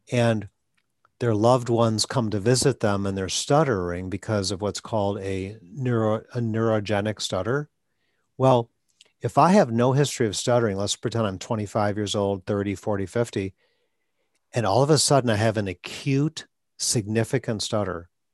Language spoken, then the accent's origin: English; Wisconsin, United States; moved away; also born or lived in Atlanta; I'm from Wisconsin